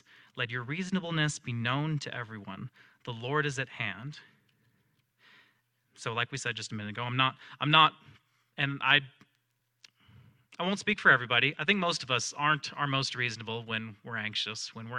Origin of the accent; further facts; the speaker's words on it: the South, United States; I grew up in the South, so I grew up around Christianity